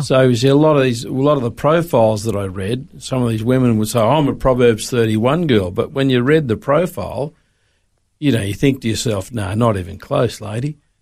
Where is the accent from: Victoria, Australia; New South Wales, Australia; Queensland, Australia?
New South Wales, Australia; Sydney; moved away as an adult; also born or lived in Melbourne; now in Brisbane, Australia; I grew up in Sydney